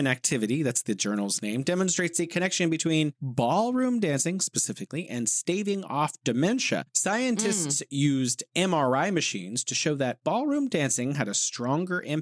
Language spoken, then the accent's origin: English; California, United States; moved away as an adult; also born or lived in Wuhan; now in Beijing, China; from sunny California, living in beautiful Beijing.